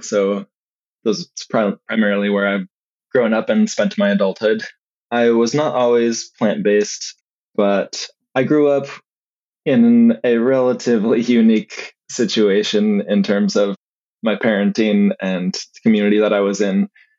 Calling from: Eugene, Oregon, United States; I am in Eugene, Oregon right now.

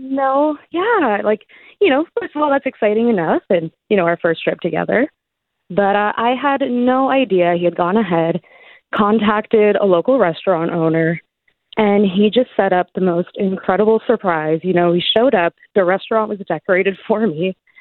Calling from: Hamilton, Ontario, Canada; I'm calling from Hamilton, so not too far.

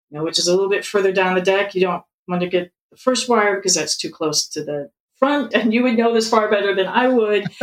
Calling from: Seattle, Washington, United States; Seattle. I love the podcast

